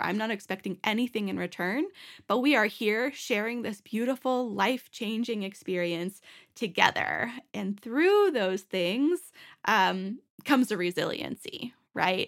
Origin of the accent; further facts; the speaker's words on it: Boston, Massachusetts, United States; moved away as an adult; now in Denver, United States; me growing up in Boston